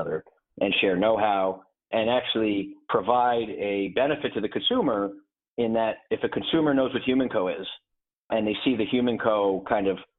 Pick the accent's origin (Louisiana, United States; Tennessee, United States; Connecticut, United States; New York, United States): Connecticut, United States; a small town northwest of Hartford; I grew up in the Northeast in a small town northwest of Hartford, Connecticut